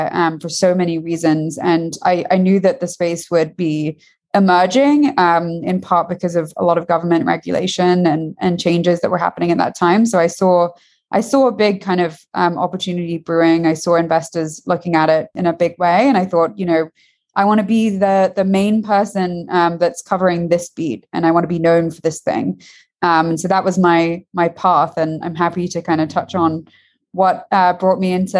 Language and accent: English; London, United Kingdom; moved away as an adult; I grew up in London.